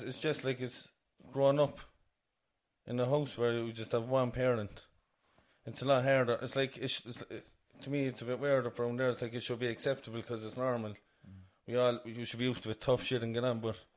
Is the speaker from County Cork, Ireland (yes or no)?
yes; Cork, County Cork, Ireland; I grew up in Courtown Drive in Ocknini